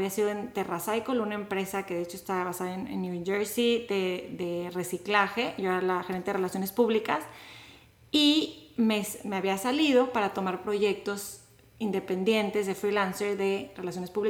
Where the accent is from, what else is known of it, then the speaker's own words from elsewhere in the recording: Monterrey, Nuevo León, Mexico; now in The Woodlands, United States; de Monterrey, México, a The Woodlands